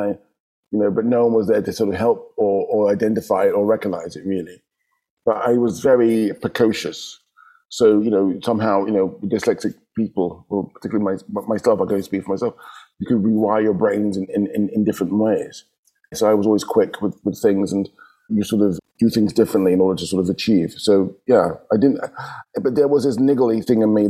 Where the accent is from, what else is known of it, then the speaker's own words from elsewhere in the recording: London, United Kingdom; moved away as an adult; now in Amsterdam, Netherlands; we're growing up in London, your world is London